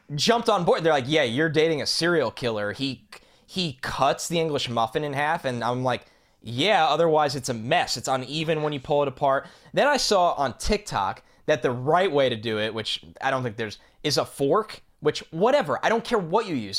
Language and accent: English; United States; I am from New York